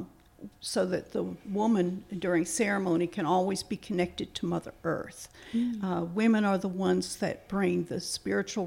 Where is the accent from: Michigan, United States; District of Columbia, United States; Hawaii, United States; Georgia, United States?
Michigan, United States; Upper Peninsula; moved away as an adult; now in Charleston, United States; I am Ojibwe from Upper Peninsula, Michigan